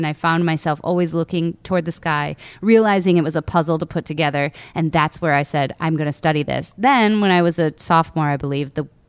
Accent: United States; So I grew up on Lake Michigan and I watched thunderstorms come across the lake one summer.

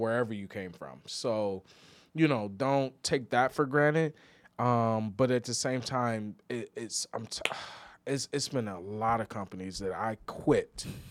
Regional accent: Midwest, United States; moved away; we're both from the Midwest

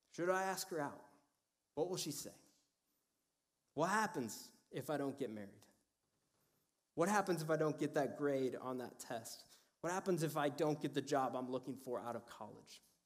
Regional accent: Cedar Falls, Iowa, United States; I was born and raised in Iowa

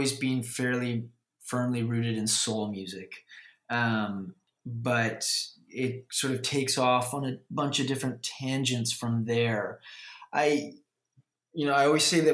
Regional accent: Vancouver, British Columbia, Canada; I grew up in Vancouver

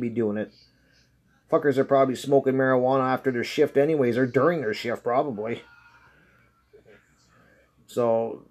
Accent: Canada; I'm Canadian

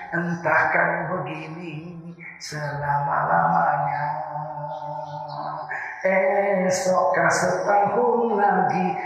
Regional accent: North Sumatra, Indonesia; Rusaknya ini setelah tahun 70-an di negeri saya Sumatera Timur

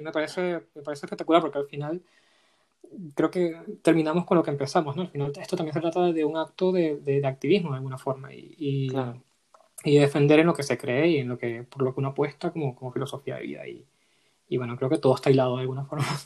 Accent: Venezuela; moved away as an adult; also born or lived in Madrid, Spain; now in Spain; yo soy venezolano y tengo dos años viviendo, eh, dos, poco más de dos años viendo aquí.

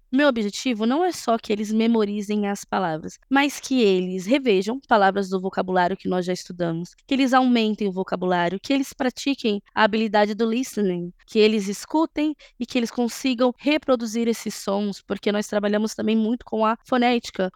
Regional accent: São Paulo, Brazil; sou da periferia de São Paulo

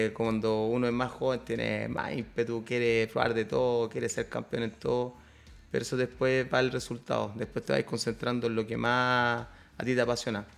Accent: Chile; acá en Chile que fuera en mi país

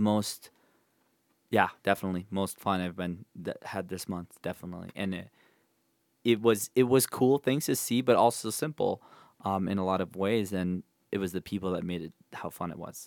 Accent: Rochester, Minnesota, United States; moved away; my hometown, Rochester, Minnesota

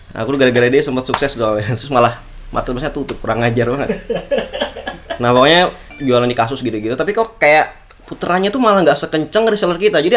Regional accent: Jakarta, Indonesia; now in Yogyakarta, Indonesia; aku anak rantau kan aku dari Jakarta jadi di Jogja nih lepas orang tua

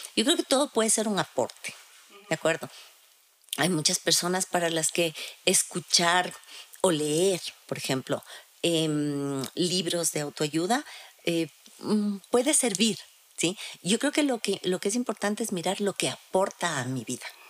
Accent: Quito, Pichincha, Ecuador; nosotros como sociedad, como sociedad ecuatoriana, como sociedad quiteña

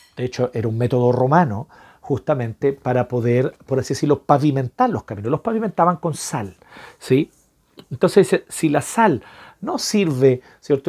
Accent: Chile; nosotros como chilenos

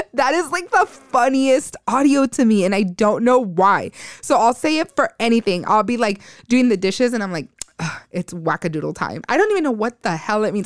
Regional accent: United States; those of us that grew up in the U S

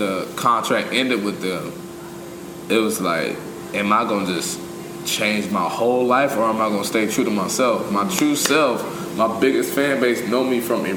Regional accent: Charlotte, North Carolina, United States; I started in Charlotte, North Carolina, which is my hometown.

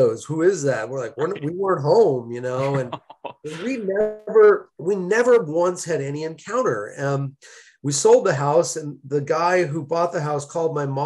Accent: Malibu, California, United States; now in Chicago, United States; As a kid, I grew up in Malibu, California

